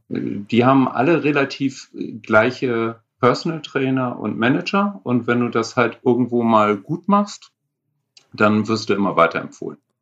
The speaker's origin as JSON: {"language": "German", "region": "Northern Germany", "country": "Germany", "said": "als Norddeutsche"}